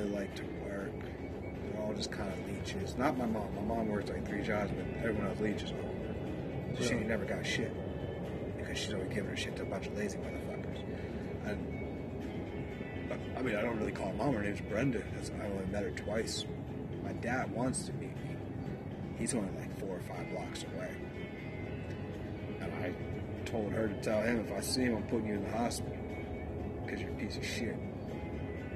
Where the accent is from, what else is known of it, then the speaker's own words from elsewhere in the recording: Salisbury, North Carolina, United States; moved away; also born or lived in Harrisburg, Pennsylvania; I'm from Salisbury, North Carolina